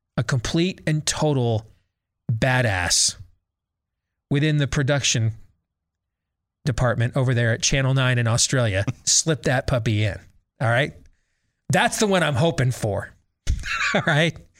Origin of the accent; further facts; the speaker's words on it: Iowa, United States; my home state of Iowa